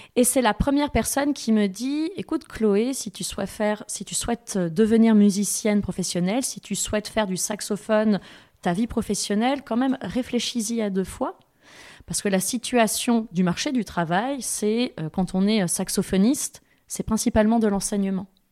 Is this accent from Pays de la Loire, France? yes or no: no; Thiviers, Nouvelle-Aquitaine, France; j'ai grandi à Tivier, maternelle, primaire, collège